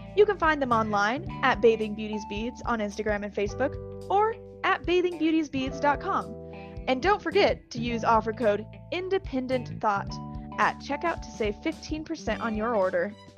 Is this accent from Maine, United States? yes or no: no; Illinois, United States; moved away; growing up in Illinois, teachers didn't talk about their religious preference in school. It's done down here